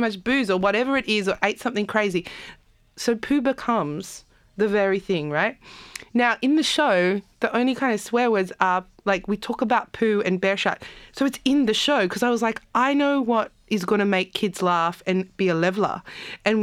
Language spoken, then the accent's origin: English; Campbelltown, New South Wales, Australia; also born or lived in South Africa; I was as a teenager growing up in Campbelltown.